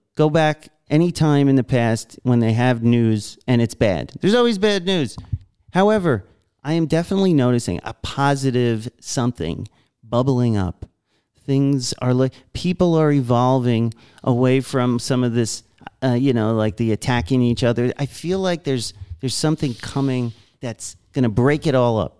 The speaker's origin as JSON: {"language": "English", "region": "New York", "country": "United States", "tie": "born or raised there", "said": "I was the last schmuck growing up in New York who s, was still working there"}